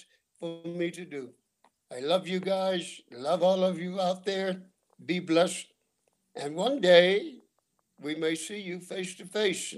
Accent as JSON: {"language": "English", "town": "Fayetteville", "region": "North Carolina", "country": "United States", "tie": "born or raised there", "also_born_or_lived": "Washington, D.C.", "moved": "as an adult", "said": "I was born and reared in North Carolina, Fayetteville"}